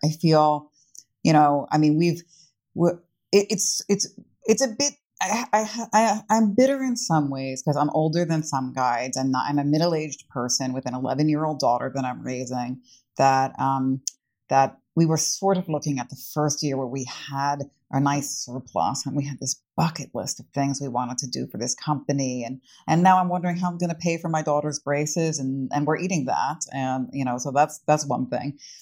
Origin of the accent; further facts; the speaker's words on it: New York City, New York, United States; moved away as an adult; now in Prague, Czech Republic; as a New Yorker